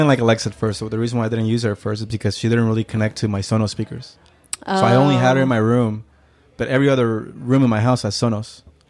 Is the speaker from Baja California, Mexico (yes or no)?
no; Oaxaca, Mexico; moved away; Born in Oaxaca in 87. And then I lived there until I was 6 3/4. Uh-huh. We moved back. We moved here in June. And I turned 7 in July.